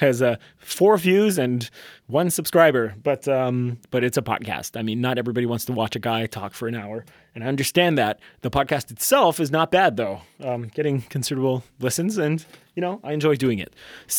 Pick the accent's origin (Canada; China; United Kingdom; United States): Canada; First of all, I'm French Canadian, in case you didn't know that.